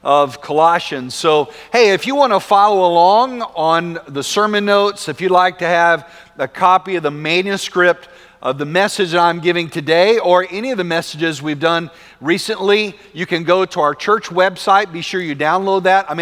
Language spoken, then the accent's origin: English; West Texas, United States; growing up in West Texas